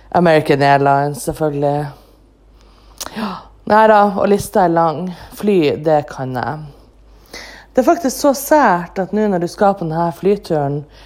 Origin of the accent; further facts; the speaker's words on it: Andenes, Nordland, Norway; now in Bodø, Norway; mitt eget hjemsted, ANX, Andenes